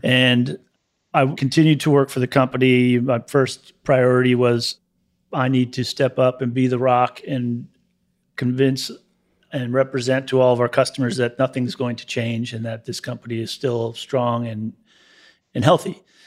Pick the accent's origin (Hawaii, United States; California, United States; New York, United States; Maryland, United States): Maryland, United States; Gaithersburg; also born or lived in Hutchinson, Kansas; now in Savannah, United States; I was born in Hutchison, Kansas, and, uh, raised in Gaithersburg, Maryland.